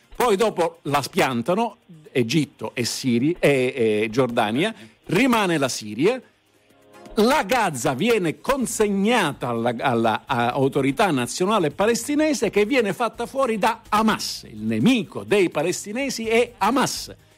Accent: Palermo, Sicily, Italy; lei è di Palermo come me

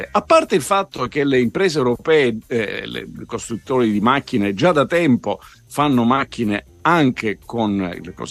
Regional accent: Sicily, Italy; io sono siciliano

